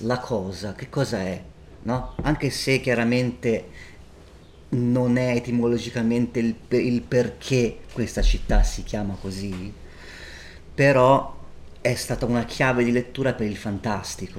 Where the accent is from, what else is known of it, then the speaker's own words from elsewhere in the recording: Volterra, Tuscany, Italy; Io sono cresciuto a Volterra